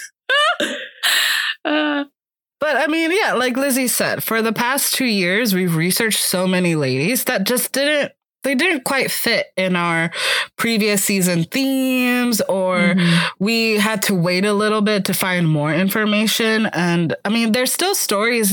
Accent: Miami, Florida, United States; moved away as an adult; I'm officially back in my hometown of Miami, Florida

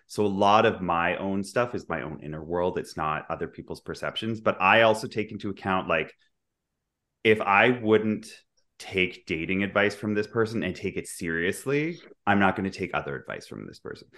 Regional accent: Vancouver, British Columbia, Canada; moved away as an adult; also born or lived in Dubai / London / New York; now in Toronto, Canada; I'm from Vancouver. I grew up there, but I also, I live in Toronto now

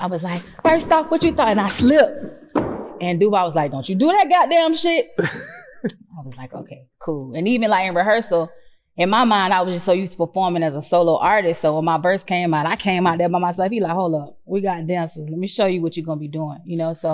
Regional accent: Jacksonville, Florida, United States; I'm from Jacksonville. I'm from Duval.

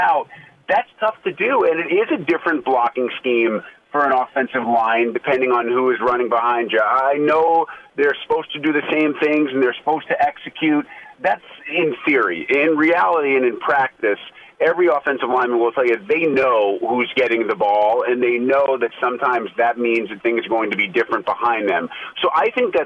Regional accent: Northeast, United States; growing up in the Northeast

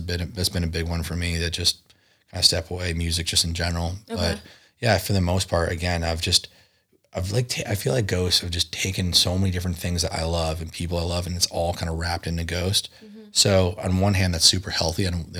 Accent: East Coast, United States; Look, I grew up on the East Coast. I hadn't really had a concept of how close Tijuana is to San Diego.

